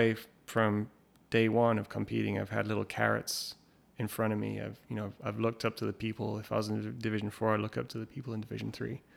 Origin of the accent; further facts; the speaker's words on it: England, United Kingdom; we grew up in England